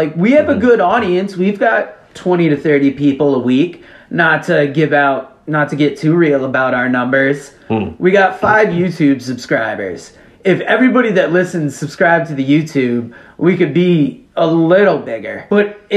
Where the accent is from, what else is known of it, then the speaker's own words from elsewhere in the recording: Connecticut, United States; a girl I went to high school with, Naomi, features, it talks about a cult that came up in my hometown